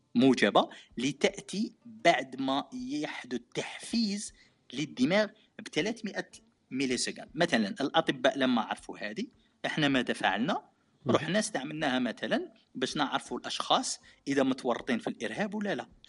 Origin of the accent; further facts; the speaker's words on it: Algeria; moved away as an adult; now in Japan; انا من الجزائر العميقه